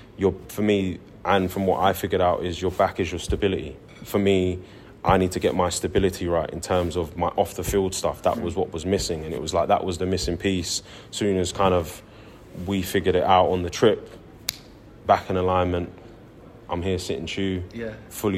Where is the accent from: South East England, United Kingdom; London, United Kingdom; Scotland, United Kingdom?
London, United Kingdom; moved away as an adult; now in Bristol, United Kingdom; I grew up in London since I was a kid. And I'm a London, South Londoner through and through.